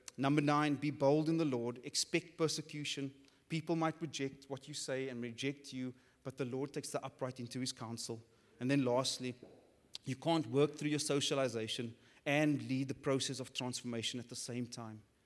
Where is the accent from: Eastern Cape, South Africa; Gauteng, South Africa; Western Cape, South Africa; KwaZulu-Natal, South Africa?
Western Cape, South Africa; Cape Town; growing up on the Cape Flats, which is the hood for the non-South Africans